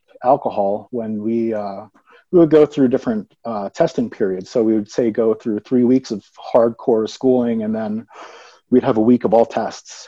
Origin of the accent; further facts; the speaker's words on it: Atlantic City, New Jersey, United States; moved away as an adult; now in Colorado, United States; I was born and raised in Atlantic City, New Jersey